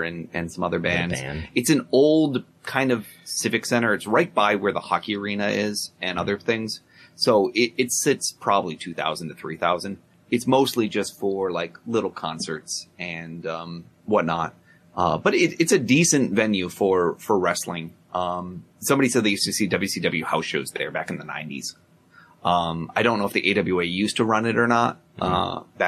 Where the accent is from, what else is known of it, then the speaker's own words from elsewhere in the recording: Rochester, New York, United States; moved away; My hometown.